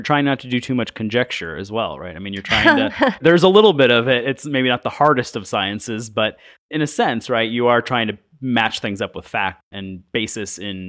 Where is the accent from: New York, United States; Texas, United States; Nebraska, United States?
New York, United States; I mean, I grew up in Western New York, and there we still had Native American reservations, and you know, some family members are Native Americans.